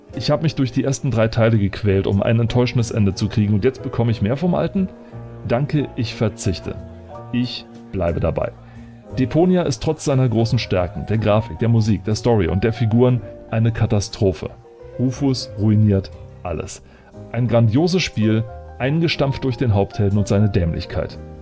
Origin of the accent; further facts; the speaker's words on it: Germany; Als Deutscher